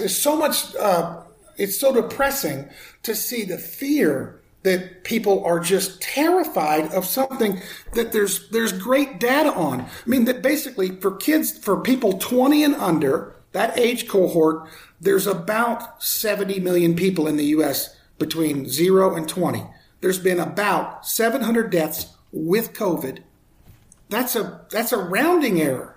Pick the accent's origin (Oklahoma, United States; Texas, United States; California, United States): Oklahoma, United States; moved away as an adult; also born or lived in Colorado; now in Denver, United States; I grew up in Oklahoma. I've been in Colorado for 40 something years since I got out of college